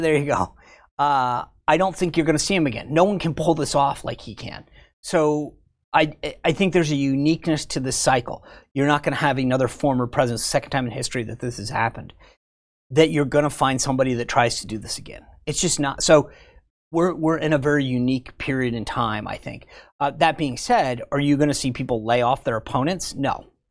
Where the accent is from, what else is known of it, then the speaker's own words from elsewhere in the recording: Rhode Island, United States; moved away; I'm from Rhode Island